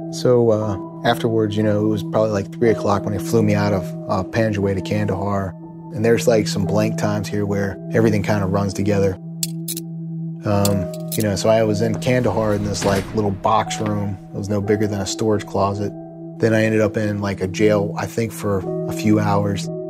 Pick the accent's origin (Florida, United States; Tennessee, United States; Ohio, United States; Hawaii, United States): Ohio, United States; Norwood; grew up in Norwood, Ohio. Uh, it's a suburb of Cincinnati